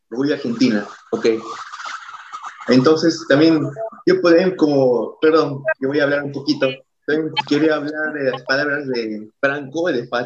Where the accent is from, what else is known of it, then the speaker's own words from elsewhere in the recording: Peru; yo, como peruano